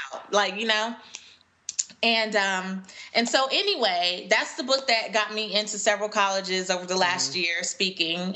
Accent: Los Angeles, California, United States; moved away as an adult; now in Atlanta, United States; I grew up in Los Angeles and I moved to Atlanta in 2009

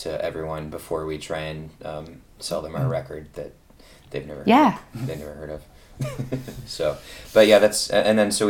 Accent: Ypsilanti, Michigan, United States; We are from Ypsilanti/Ann Arbor, Michigan

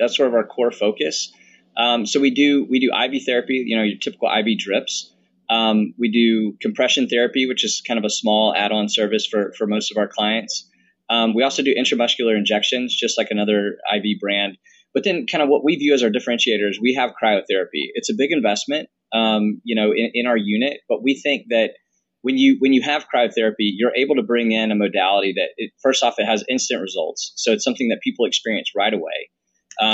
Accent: the South, United States; also born or lived in Boston, Massachusetts; now in Birmingham, United States; we're both from the South

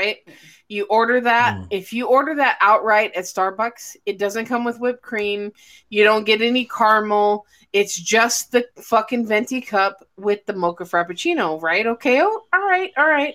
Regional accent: Illinois, United States; moved away; I'm from the Midwest, so I'm from Illinois

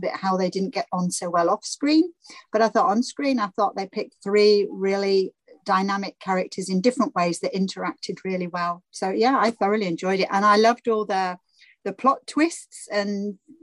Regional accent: London, United Kingdom; I come from London and I was a child then

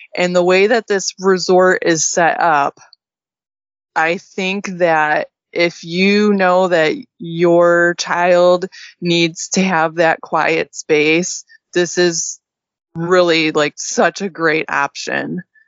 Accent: Midwest, United States; now in Texas, United States; me and you were, you know, growing up in the Midwest

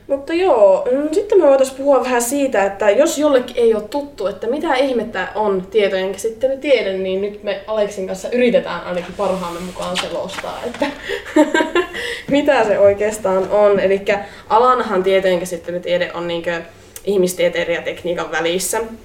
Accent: Oulu, North Ostrobothnia, Finland; mä oon kotoisin täältä Oulusta

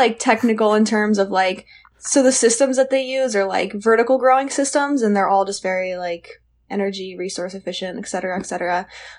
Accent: Bend, Oregon, United States; I'm from Bend, Oregon

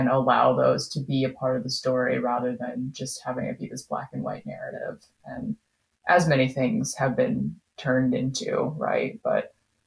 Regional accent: Grand Rapids, Michigan, United States; also born or lived in Wuzhou, Guangxi, China; I grew up in Grand Rapids, Michigan

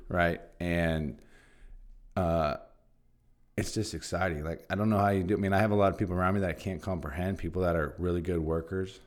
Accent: Santa Barbara, California, United States; Santa Barbara's my hometown

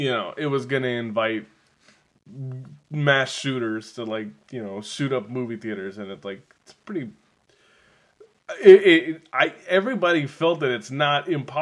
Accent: California, United States; I'm from California.

